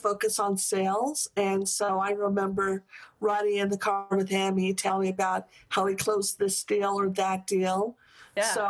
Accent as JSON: {"language": "English", "town": "Santa Fe", "region": "New Mexico", "country": "United States", "tie": "born or raised there", "said": "I grew up in Santa Fe, New Mexico"}